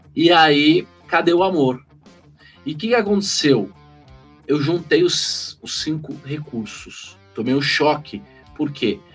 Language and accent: Portuguese; São Paulo, Brazil; Eu tinha saído de uma escola de freira, que era uma da Lix, aqui na a região da Faria Lima